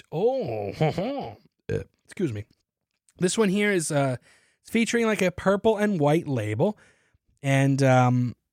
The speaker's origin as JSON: {"language": "English", "town": "Appleton", "region": "Wisconsin", "country": "United States", "tie": "born or raised there", "said": "As I write this, I am sitting at the counter of a coffee shop in my hometown of Appleton, Wisconsin."}